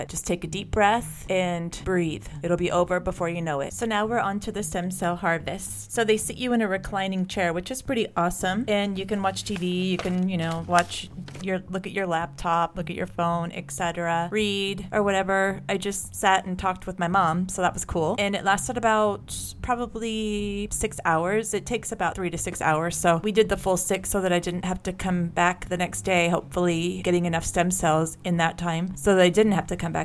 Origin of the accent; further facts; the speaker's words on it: California, United States; I'm from California